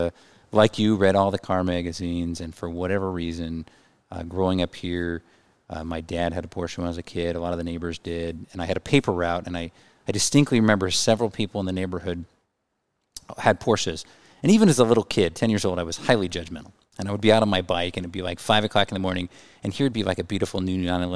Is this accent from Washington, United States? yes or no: yes; Kirkland, Washington, United States; also born or lived in Richland, Washington; I was born and raised here in Kirkland